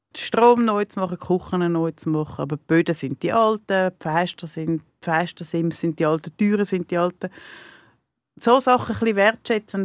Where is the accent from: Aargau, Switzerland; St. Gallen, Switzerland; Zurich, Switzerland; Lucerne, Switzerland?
Zurich, Switzerland; near; ich bin nicht in der Stadt selber aufgewachsen, ich bin auf dem Berg, auf dem Grokhausen aufgewachsen